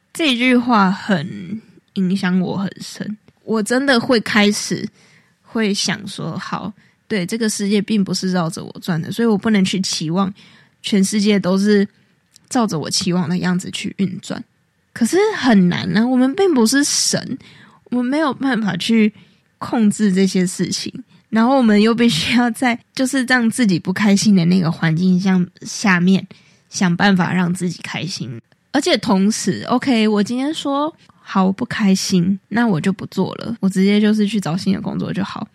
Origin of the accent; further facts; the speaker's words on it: Taiwan; moved away as an adult; now in New York, United States; 身为台湾人呢，我就想说， 这个我们在路上到处都有人在煮这个东西， 然后我们也基本上是从小喝到大的